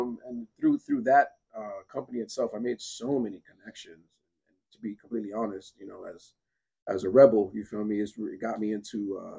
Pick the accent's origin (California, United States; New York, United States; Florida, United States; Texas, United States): Florida, United States; North Miami; born and raised here in Miami-Dade County. This is my home. Miami, Florida is really all I know. You know, growing up in North Miami as a Zou, you feel me? A Haitian.